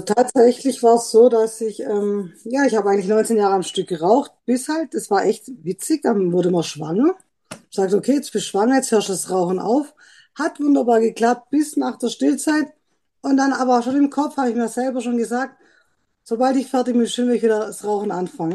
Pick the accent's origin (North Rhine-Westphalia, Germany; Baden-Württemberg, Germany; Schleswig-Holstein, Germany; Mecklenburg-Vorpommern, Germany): Baden-Württemberg, Germany; Trossingen; bin aus Trossingen